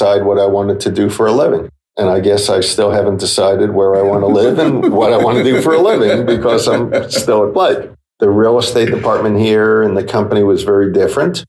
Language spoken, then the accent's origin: English; Yonkers, New York, United States; also born or lived in Bronx, New York City; we moved from the Bronx to Yonkers, New York. And I lived there until I was 17.